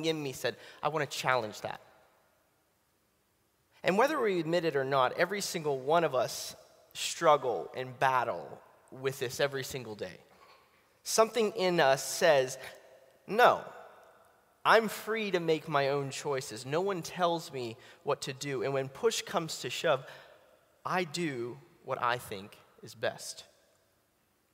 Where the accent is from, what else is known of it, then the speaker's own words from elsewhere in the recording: Pittsburgh, Pennsylvania, United States; now in Atlanta, United States; I'm originally from Pittsburgh. I know you probably don't look that, but I'm now from Atlanta